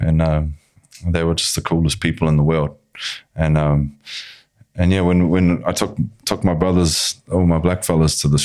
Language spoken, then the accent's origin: English; New Zealand; From New Zealand.